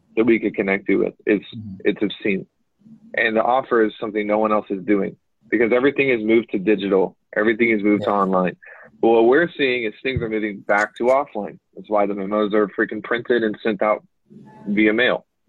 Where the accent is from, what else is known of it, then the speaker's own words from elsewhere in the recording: United States; accent: American; I guess I do have an accent, but it's not. It's not a cool accent. It's like an American accent.